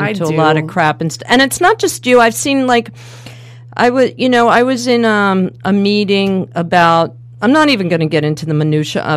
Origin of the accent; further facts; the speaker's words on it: United States; accent: American; I spoke with my American accent